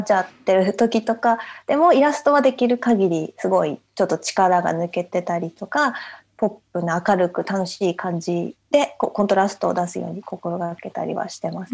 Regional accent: Japan; moved away as an adult; now in London, United Kingdom; 父がイギリス人なのででずっと日本で生まれ育ったから

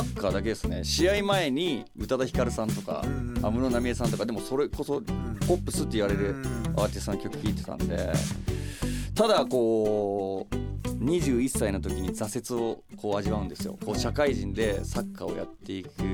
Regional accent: Nagoya, Aichi, Japan; 自分が生まれ育った名古屋っていうところをレペゼンして音楽やったら

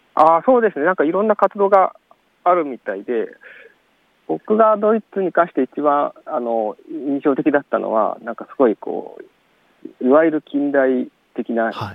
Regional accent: Kagawa, Japan; 僕の地元香川県なんですけど

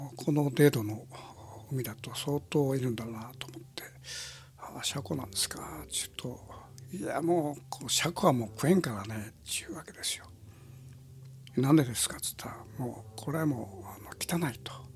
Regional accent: Kitakyushu, Fukuoka, Japan; 僕もその門司港で生まれて

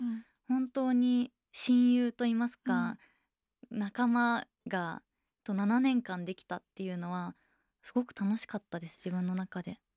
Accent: Yamaguchi, Japan; moved away as an adult; also born or lived in Hiroshima; 私は高校卒業まで山口にいました

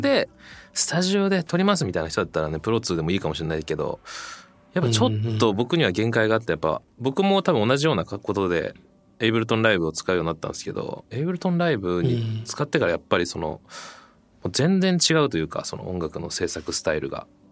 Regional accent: Setagaya, Tokyo, Japan; 僕も東京なんですよ

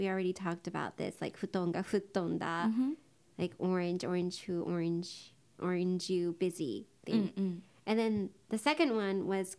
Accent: Japan

